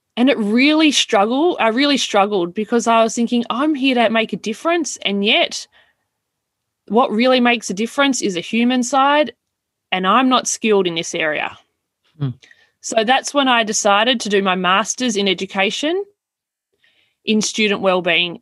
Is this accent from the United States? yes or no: no; Melbourne, Victoria, Australia; moved away as an adult; also born or lived in Wagga Wagga, New South Wales / Toowoomba, Queensland / west of Goondiwindi, Queensland; I was born in Wagga. And when I was very young, we all moved to Melbourne